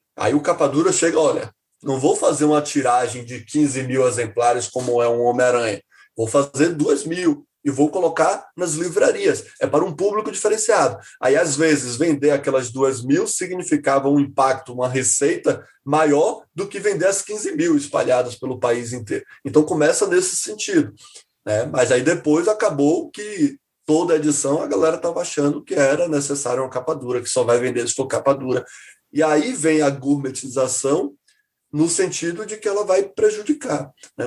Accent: Salvador, Bahia, Brazil; eu que sou de Salvador

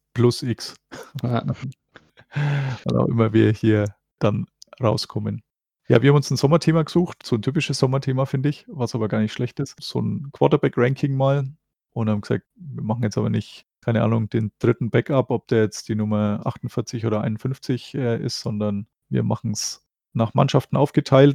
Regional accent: Germany; als Deutscher

